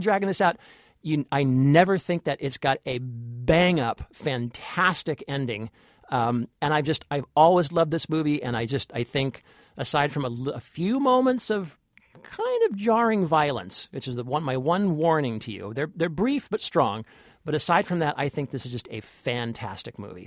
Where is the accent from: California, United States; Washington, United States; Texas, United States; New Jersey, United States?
California, United States; I'm from California.